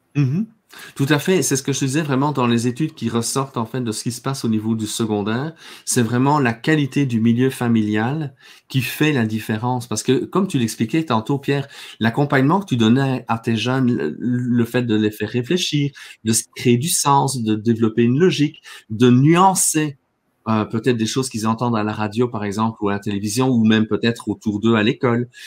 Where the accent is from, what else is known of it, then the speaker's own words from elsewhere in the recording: Belgium; moved away as an adult; also born or lived in Quebec; now in Canada; moi j'ai grandi en Belgique, hein. je suis arrivé ici quand euh, j'avais 24 euh, ans